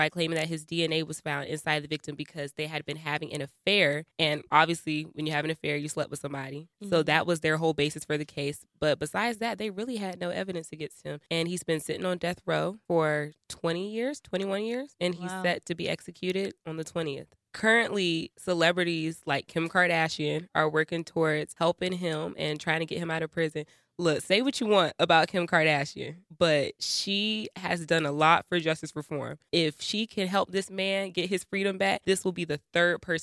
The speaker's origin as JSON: {"language": "English", "town": "Atlanta", "region": "Georgia", "country": "United States", "said": "I'm also from Atlanta, Georgia"}